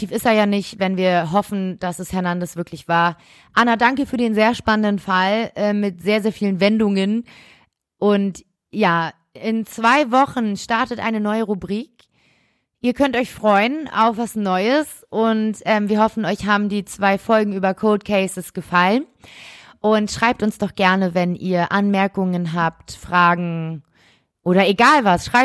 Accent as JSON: {"language": "German", "region": "Berlin", "country": "Germany", "tie": "born or raised there", "said": "weil wir ja aus Berlin kommen und und es alles sehr nah ist. Ähm, wir sind, wir sind sogar in dem Viertel aufgewachsen, wo Genau, wir kommen aus genau dem gleichen Viertel"}